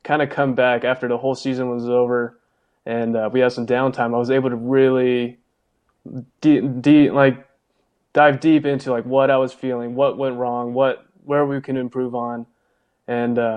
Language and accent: English; California, United States; moved away as an adult; now in Las Vegas, United States; I've always been a West Coast guy, especially growing up in California.